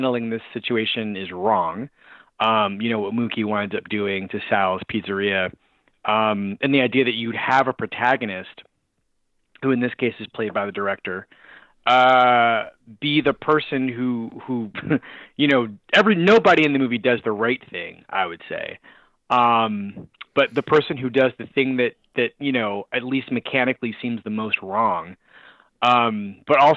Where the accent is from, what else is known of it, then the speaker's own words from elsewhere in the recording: Philadelphia, Pennsylvania, United States; now in Brooklyn, United States; I grew up in Philadelphia.